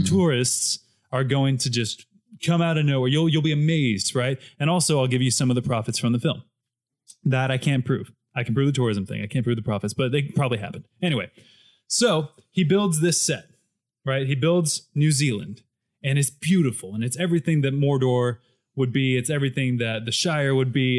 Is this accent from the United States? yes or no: yes; United States; speaking as an American